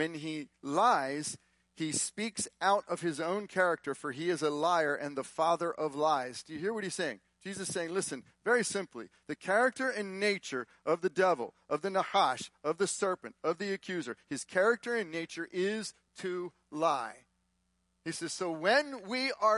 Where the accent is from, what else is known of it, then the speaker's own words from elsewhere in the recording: Texas, United States; We're from Texas